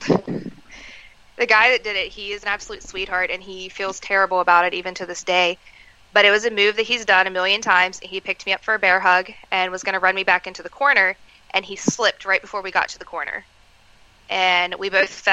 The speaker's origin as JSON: {"language": "English", "town": "Moorefield", "region": "West Virginia", "country": "United States", "tie": "born or raised there", "said": "I was actually wrestling in my hometown of Moorefield, West Virginia"}